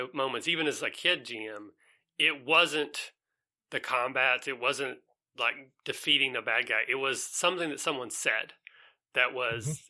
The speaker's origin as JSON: {"language": "English", "region": "Southeast Kentucky", "country": "United States", "said": "I'm from Southeast Kentucky."}